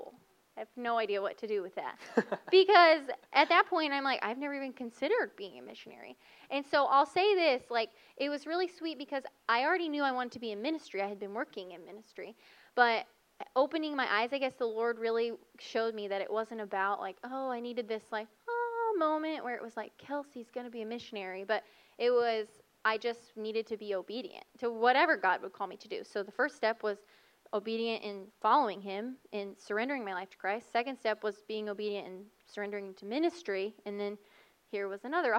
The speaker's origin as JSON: {"language": "English", "region": "Missouri", "country": "United States", "tie": "born or raised there", "moved": "as an adult", "lives_now": "Texas, United States", "said": "I grew up in Missouri, born and raised, and never have lived anywhere else except now Texas."}